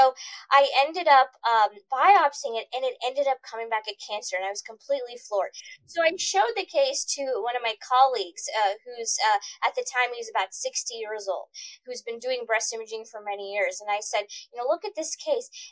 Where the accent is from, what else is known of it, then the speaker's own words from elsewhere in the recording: Missouri, United States; also born or lived in Boston, Massachusetts; I'm from here